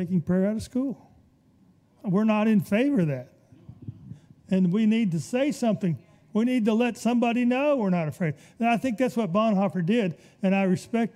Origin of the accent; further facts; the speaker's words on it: Birmingham, Alabama, United States; I was raised in Birmingham